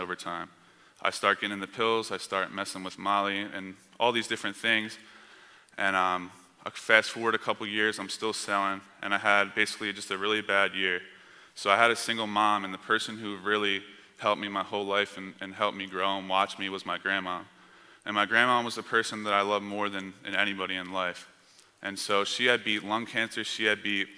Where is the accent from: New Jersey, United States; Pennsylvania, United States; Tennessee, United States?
New Jersey, United States; Camden; I grew up on the East Coast. I grew up in a bad area. I was born in a city called Camden, New Jersey